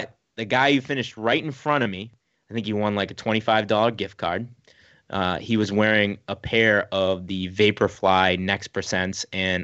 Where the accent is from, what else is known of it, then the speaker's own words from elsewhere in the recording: Boston, Massachusetts, United States; We're all from Boston